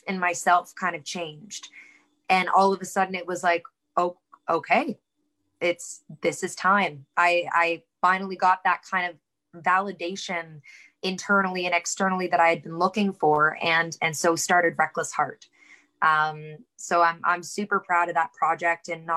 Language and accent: English; Kingston, Ontario, Canada; now in Kitchener, Canada; I was born and raised in Kingston